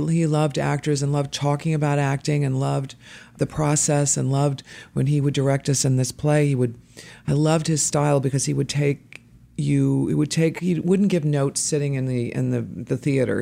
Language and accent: English; Dayton, Ohio, United States; also born or lived in Boston, Massachusetts / Cincinnati, Ohio; we moved to Dayton, Ohio, and that's where I grew up